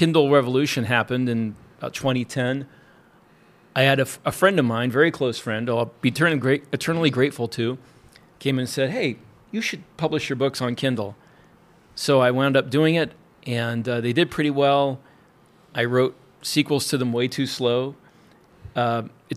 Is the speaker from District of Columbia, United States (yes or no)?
no; Florida, United States; now in Wyoming, United States; I am originally from Florida, live now in Wyoming